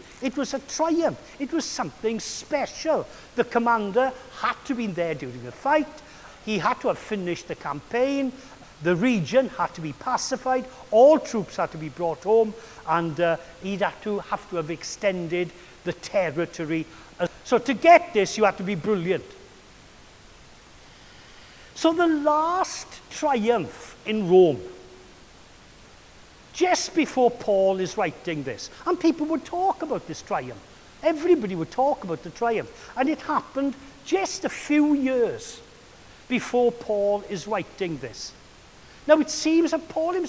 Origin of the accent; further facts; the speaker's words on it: Wales, United Kingdom; I was brought up with Caractacus, but not as Caractacus, but as the Welsh Caradog